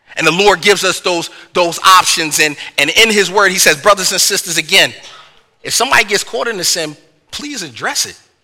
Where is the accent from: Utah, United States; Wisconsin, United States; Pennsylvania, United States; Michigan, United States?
Pennsylvania, United States; Philadelphia; I'm from the North, I'm from Philly